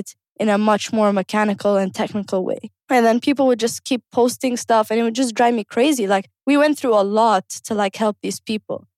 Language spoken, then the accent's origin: English; Kuwait; One of the reasons I wanted to be a coach is because I grew up in Kuwait